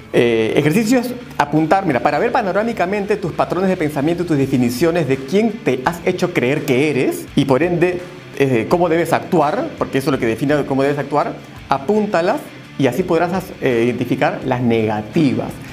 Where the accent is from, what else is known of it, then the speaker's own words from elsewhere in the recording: Peru; Yo soy peruano